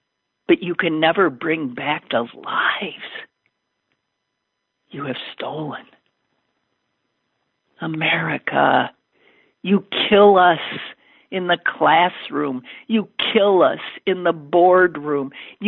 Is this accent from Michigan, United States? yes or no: yes; Detroit, Michigan, United States; I was in the middle of the street in my hometown, Detroit, Michigan, playing urban baseball with my friends